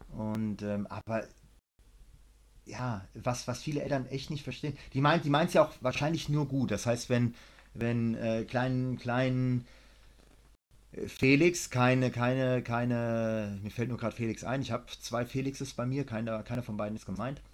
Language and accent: German; Germany; now in Thailand; Wir Deutsche klingen auch lustig, wenn wir Englisch sprechen